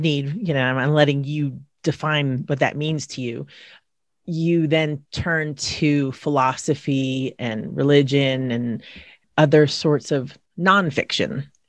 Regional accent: San Diego, California, United States; I went to high school in San Diego

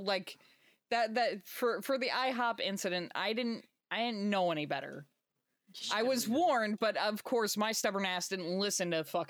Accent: New Jersey, United States; growing up in Jersey

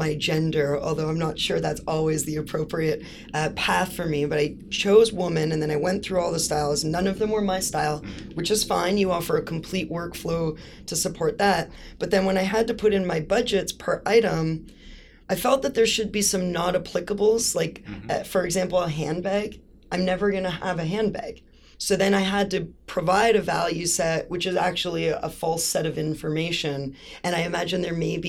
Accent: Toronto, Ontario, Canada; I'm from Toronto

